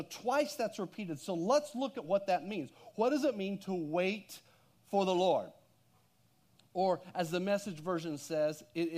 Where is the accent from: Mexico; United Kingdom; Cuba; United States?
United States; Texas; Well, I didn't. I'm from Texas, okay?